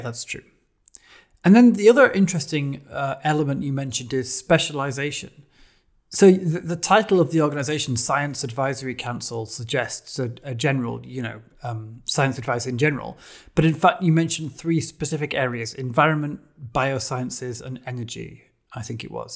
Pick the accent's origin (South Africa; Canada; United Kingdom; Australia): United Kingdom; as a Brit